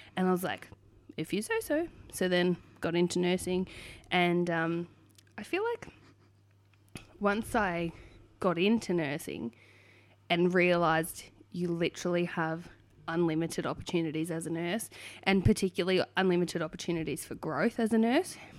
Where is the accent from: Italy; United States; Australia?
Australia; Hoppers Crossing, Victoria; I was born and raised in Hoppers Crossing